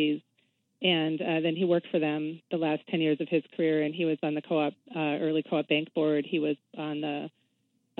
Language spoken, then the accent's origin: English; Minnesota, United States; I grew up in Minnesota